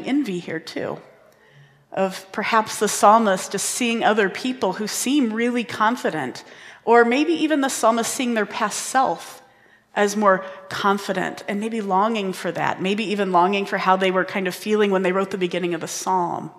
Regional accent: Indiana, United States; I grew up in Indiana

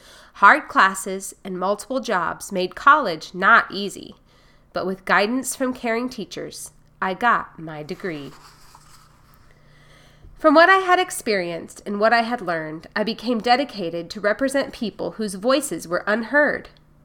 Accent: Durham, North Carolina, United States; also born or lived in Baltimore; I was born in Baltimore, Maryland, to very loving parents. Auntie Pauline adopted me because of my mom and dad's ailments. In Durham, North Carolina, Auntie Pauline was a school teacher.

